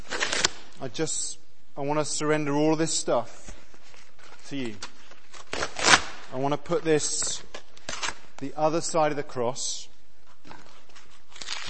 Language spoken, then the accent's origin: English; Exeter, South West England, United Kingdom; nice university town of Exeter, like me, with two medics as parents